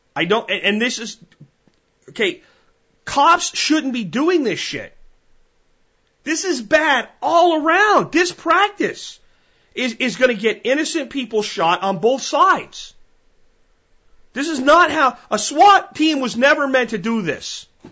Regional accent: Texas, United States; as a Texan

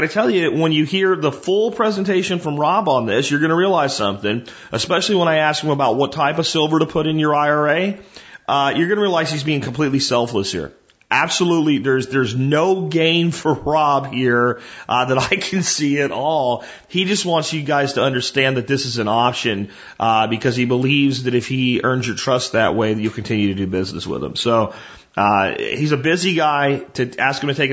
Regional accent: Texas, United States; I'm a Texan

